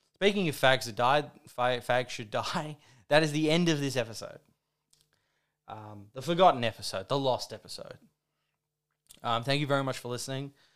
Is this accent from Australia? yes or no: yes; Australia; I'm an Australian